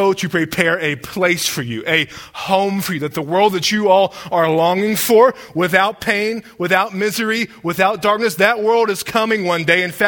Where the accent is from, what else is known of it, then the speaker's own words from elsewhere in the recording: Deep South, United States; growing up in the Deep South